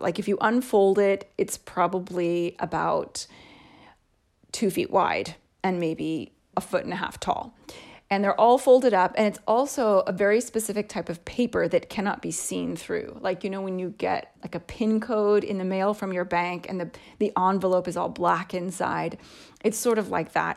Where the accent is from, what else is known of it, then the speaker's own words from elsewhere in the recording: United States; moved away as an adult; also born or lived in Canada; now in Italy; I was already living in a different state from my home state